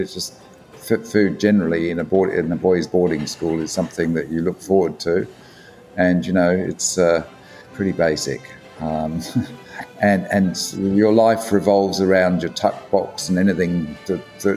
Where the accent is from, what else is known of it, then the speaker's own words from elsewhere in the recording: London, United Kingdom; moved away as an adult; now in Australia; I was born in London, in fact. And I migrated to Australia when I was 27.